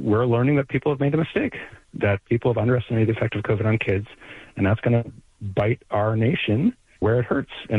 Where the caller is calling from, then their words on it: Baltimore, Maryland, United States; I'm calling from Baltimore, right, where we have a crying lack of resources for schools.